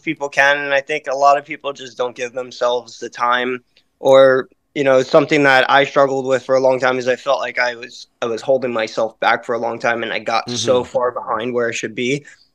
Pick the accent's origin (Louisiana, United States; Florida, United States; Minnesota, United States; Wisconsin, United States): Louisiana, United States; Slidell; moved away as an adult; now in upstate New York, United States; I originally grew up 20 minutes outside of New Orleans in a place called Slidell, Louisiana